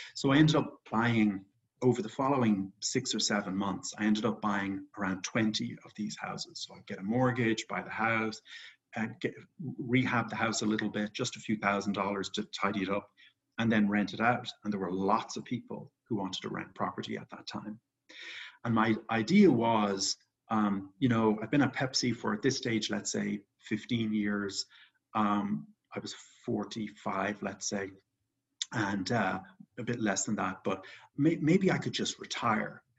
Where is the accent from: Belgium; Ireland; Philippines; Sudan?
Ireland; moved away; I grew up in Ireland. I'm actually back in Ireland right now